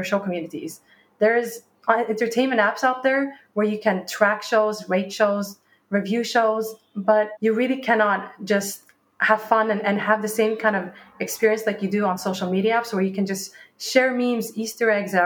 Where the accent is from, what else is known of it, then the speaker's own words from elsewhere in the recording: Norrköping, Östergötland, Sweden; moved away as an adult; also born or lived in Dubai / London; I was born in Dubai, and then I was raised in Sweden in a small town called Norrköping.